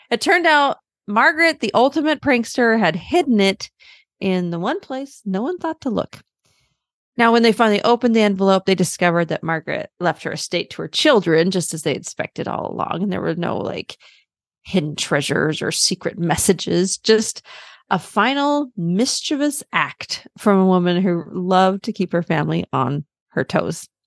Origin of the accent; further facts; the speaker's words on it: Germany; born there; So I was born in Germany. My dad was in the military, and and my younger sister was also born in Germany.